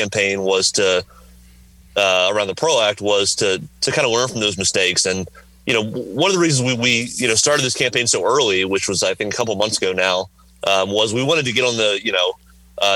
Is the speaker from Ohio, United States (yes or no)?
no; Southern Virginia, United States; moved away; I grew up in Southern Virginia on a tobacco farm